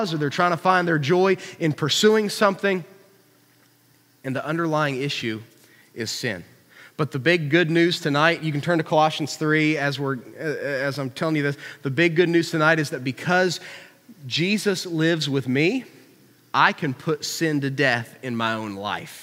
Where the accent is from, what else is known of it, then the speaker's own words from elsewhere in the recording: Huntington, United States; I'm from Hicktown, USA